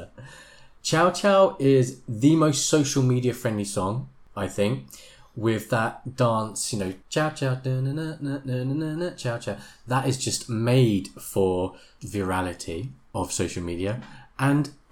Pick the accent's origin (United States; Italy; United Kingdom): United Kingdom; as a Brit